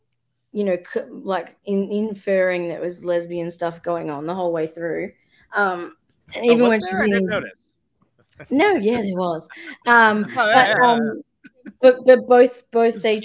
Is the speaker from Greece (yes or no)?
no; Australia